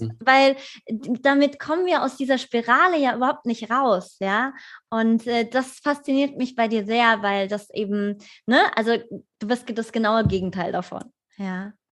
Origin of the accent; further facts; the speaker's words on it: Vogelsberg, Hesse, Germany; moved away; das ist äh, äh, meine alte Heimat, von Frankfurt so eine Stunde entfernt